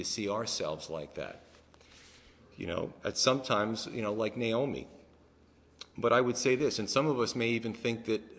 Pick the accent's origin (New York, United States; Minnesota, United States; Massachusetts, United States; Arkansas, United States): New York, United States; moved away; also born or lived in New Jersey; I'm from New York